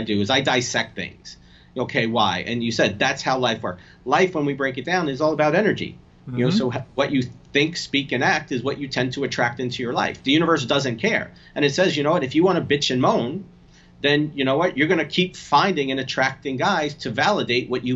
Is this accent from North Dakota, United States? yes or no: no; New Jersey, United States; also born or lived in Bronx, New York; I was born in the Bronx. I'm Italian and from New Jersey